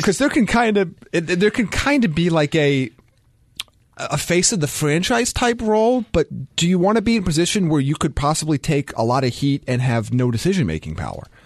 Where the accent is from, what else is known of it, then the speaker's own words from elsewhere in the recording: United States; I'm American